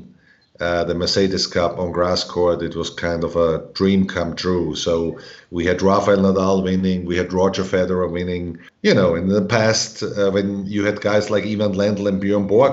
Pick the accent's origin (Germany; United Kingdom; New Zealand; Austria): Austria; Graz, Styria; also born or lived in Georgia, United States; Graz, Austria, in my hometown